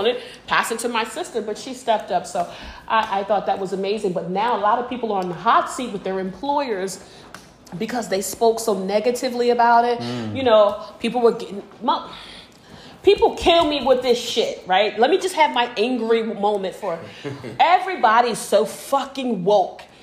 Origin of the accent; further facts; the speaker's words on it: United States; I'm American. I'm proud American